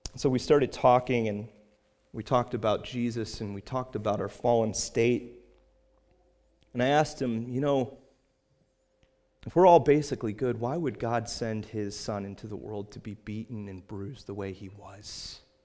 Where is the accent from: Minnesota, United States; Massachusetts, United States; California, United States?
Massachusetts, United States; Cape Cod; I was from Cape Cod and that I'm a pastor there